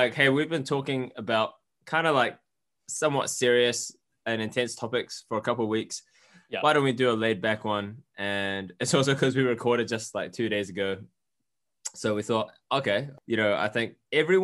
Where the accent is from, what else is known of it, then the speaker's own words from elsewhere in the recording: New Zealand; we're two Kiwi Asians